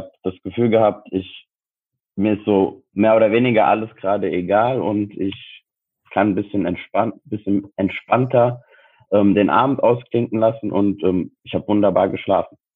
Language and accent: German; Frankfurt, Hesse, Germany; ich bin 27, ich wohne in Frankfurt, beziehungsweise ich komme aus Frankfurt